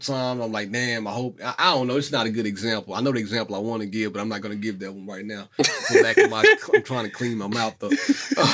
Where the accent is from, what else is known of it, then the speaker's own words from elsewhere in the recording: Mississippi, United States; moved away as an adult; now in Chicago, United States; I'm from Mississippi